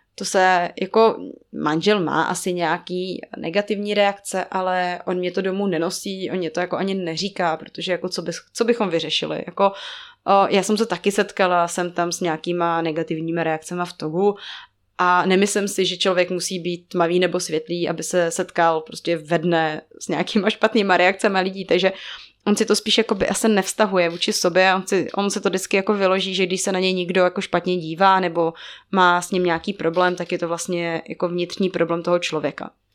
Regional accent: Czechia; moved away as an adult; also born or lived in Togo

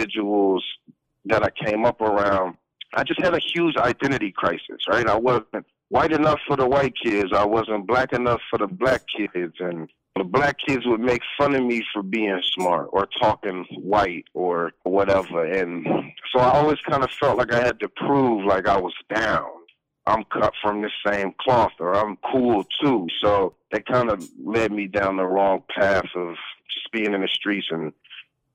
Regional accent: Palmdale, California, United States; also born or lived in Watts, Los Angeles, California; I'm originally from Watts, California, and grew up in a city called Palmdale

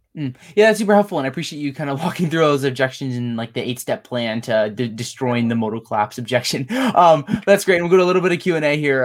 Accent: State College, Pennsylvania, United States; I'm from State College.

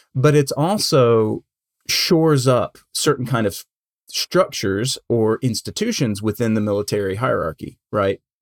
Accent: United States; I'm an American and that's my culture

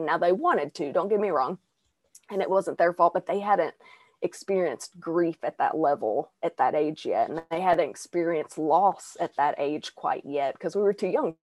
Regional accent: Arkansas, United States; accent: Southern twang; born and raised in Arkansas.

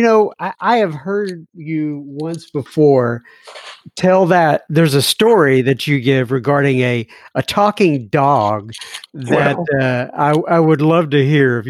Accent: Dallas, Texas, United States; Yeah. I grew up in North Dallas

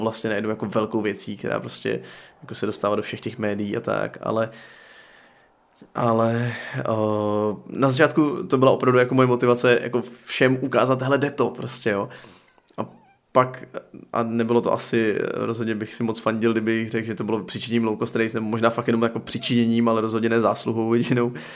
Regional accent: Czechia; also born or lived in Pardubice, Czech Republic; jako Čech

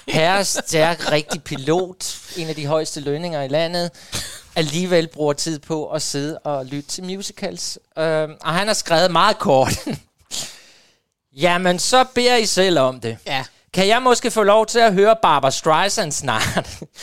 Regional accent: Jordløse, Southern Denmark, Denmark; moved away; da jeg boede, øh, hjemme i Jordløs på Fyn

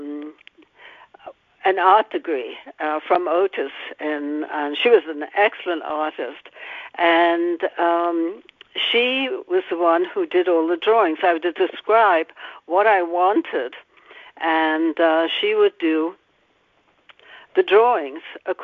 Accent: the north of England, United Kingdom; now in United States; England, the north of England

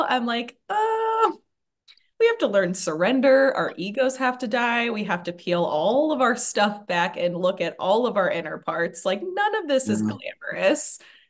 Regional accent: Assiniboine, Montana, United States; I'm Assiniboine. So we're in Montana.

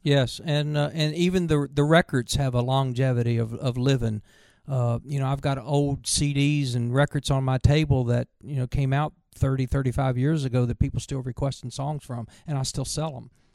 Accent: Virginia, United States; growing up in Virginia

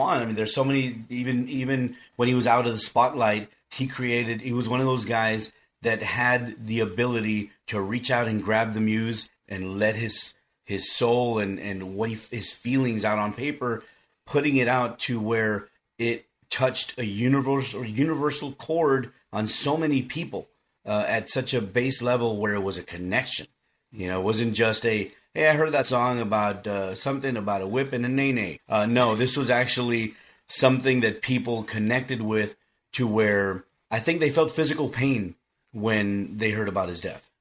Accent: South Texas, United States; I'm from South Texas and I'm a Mexican American

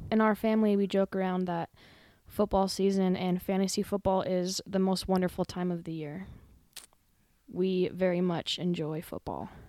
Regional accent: Gillette, Wyoming, United States; I was born and raised right here in Gillette, Wyoming

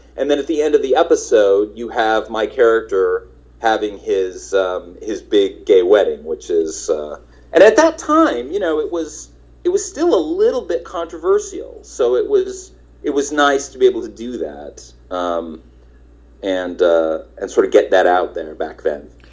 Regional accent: Nebraska, United States; moved away as an adult; also born or lived in Kansas; now in Los Angeles, United States; I'm from Nebraska

